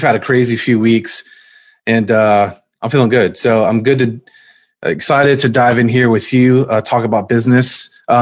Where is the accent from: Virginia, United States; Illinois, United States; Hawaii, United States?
Virginia, United States; I'm actually from Virginia